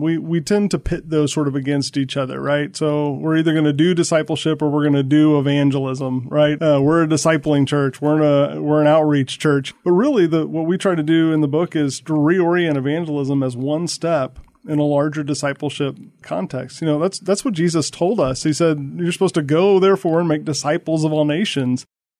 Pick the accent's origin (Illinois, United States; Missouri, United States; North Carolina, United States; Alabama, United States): Missouri, United States; St. Louis; I'm not originally from the South. I'm from St. Louis, but I've lived a little bit everywhere.